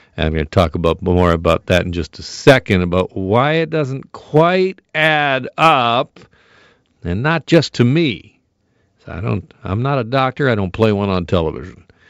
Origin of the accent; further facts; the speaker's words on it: Burlington, Ontario, Canada; the good folks in Burlington, my hometown